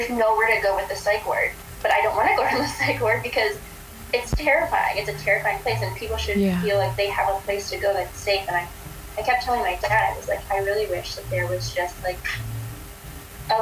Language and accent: English; Springfield, United States; I grew up in Springfield. I went to Springfield public schools until fourth grade